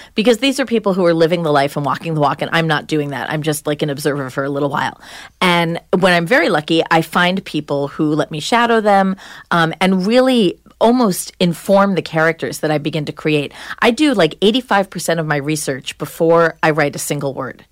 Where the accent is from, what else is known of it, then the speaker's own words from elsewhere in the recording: Long Island, New York, United States; also born or lived in New Hampshire; I was from Long Island. I grew up in the suburbs